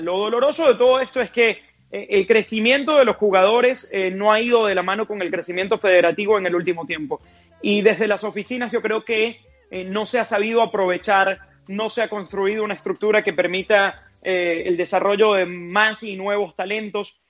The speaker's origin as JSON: {"language": "Spanish", "town": "Puerto Ordaz", "region": "Bolívar", "country": "Venezuela", "moved": "yes", "lives_now": "United States", "said": "yo soy de Puerto Ordaz, en Venezuela, en el suroriente del país"}